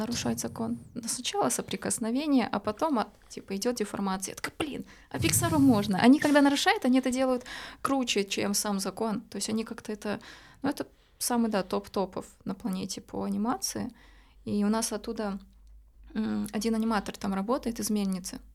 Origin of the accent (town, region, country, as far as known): Novosibirsk, Novosibirsk Oblast, Russia; born or raised there; moved away as an adult; also born or lived in Kamchatka / Saint Petersburg; now in Montenegro